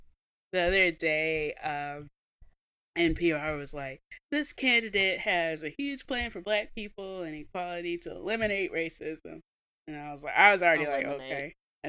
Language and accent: English; Mississippi, United States; now in Texas, United States; from Mississippi, I just live here.